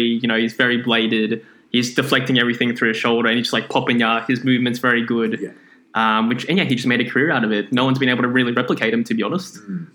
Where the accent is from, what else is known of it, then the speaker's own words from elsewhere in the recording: Philippines; I am Filipino